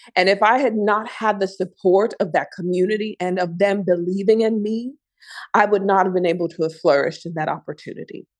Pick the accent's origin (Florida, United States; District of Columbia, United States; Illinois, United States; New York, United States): Illinois, United States; Chicago; I come from Chicago